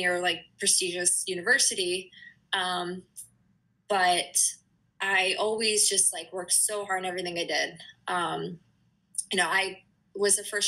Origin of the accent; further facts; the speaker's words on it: northeastern Pennsylvania, United States; now in New Hampshire, United States; I grew up in Pennsylvania, not too, like, on the east, northeastern corner